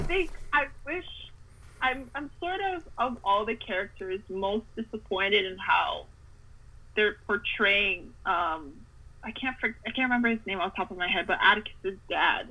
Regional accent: Canada; I grew up somewhere in Canada

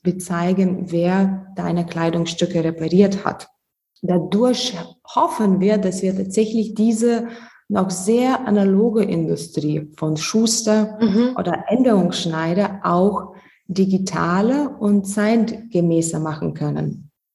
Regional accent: Lithuania; German is a second language; moved away; Ich komme ursprünglich aus Litauen, ähm, deswegen mein Deutsch ist nicht fließend

